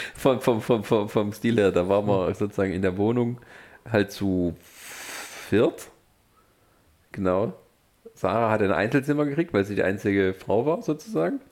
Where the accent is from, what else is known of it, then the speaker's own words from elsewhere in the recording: near Stuttgart, Baden-Württemberg, Germany; now in Leipzig, Germany; ich komme aus der Nähe von Stuttgart, meine ja. Familie wohnt